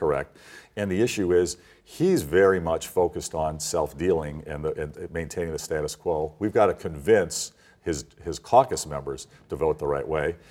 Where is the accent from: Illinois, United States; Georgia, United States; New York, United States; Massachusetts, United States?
Illinois, United States; I was born and raised in Illinois